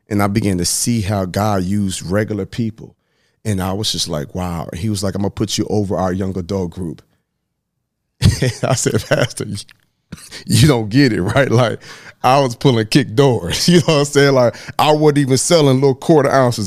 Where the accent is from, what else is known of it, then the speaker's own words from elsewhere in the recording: Dallas, Texas, United States; also born or lived in Huntsville; I was born in Dallas, Texas